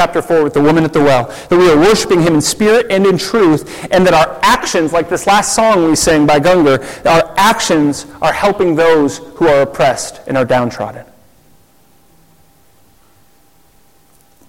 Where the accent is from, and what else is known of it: United States; now in Zurich, Switzerland